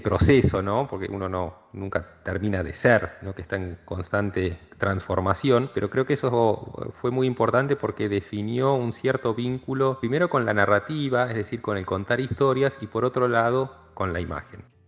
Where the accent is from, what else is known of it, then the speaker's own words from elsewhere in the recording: Cipolletti, Río Negro, Argentina; also born or lived in La Plata; soy oriundo de la ciudad de Cipolletti, nací en el año 75 en esta ciudad ubicada en el Alto Valle de Río Negro y Neuquén, del lado río negrino. Fui a la escuela primaria aquí en la ciudad y a la secundaria también.